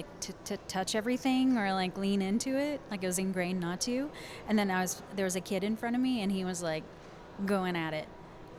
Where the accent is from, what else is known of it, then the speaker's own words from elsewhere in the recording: McKinney, Texas, United States; I'm from McKinney.